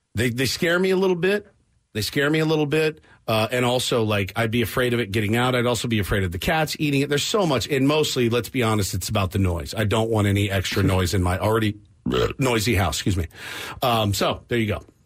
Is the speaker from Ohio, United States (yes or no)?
no; Texas, United States; I'm from Texas.